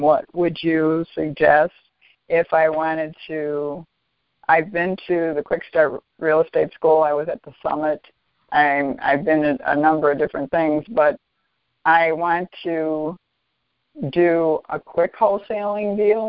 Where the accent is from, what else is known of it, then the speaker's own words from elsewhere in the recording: Wheaton, Illinois, United States; I'm from Wheaton, Illinois